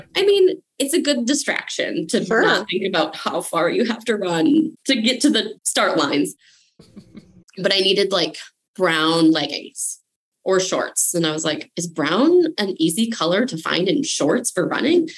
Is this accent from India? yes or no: no; Minnesota, United States; I'm Minnesotan